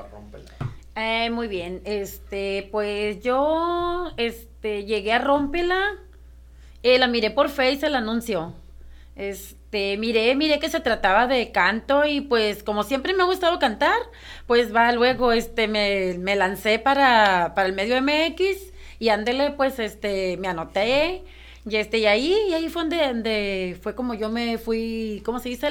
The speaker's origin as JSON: {"language": "Spanish", "town": "Ciudad Obregón", "region": "Sonora", "country": "Mexico", "said": "yo soy de Ciudad Obregón, Sonora"}